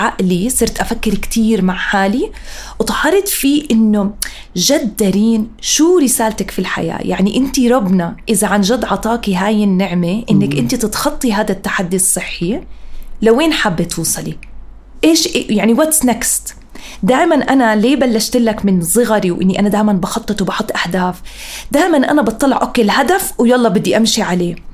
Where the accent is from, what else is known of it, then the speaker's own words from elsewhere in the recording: Amman, Amman Governorate, Jordan; also born or lived in Africa / London; أنا انولدت وعشت هون بالأردن بعمان.